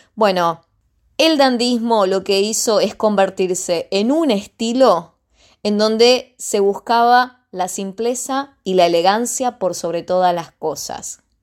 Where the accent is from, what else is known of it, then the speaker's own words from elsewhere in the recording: Argentina; nuestro país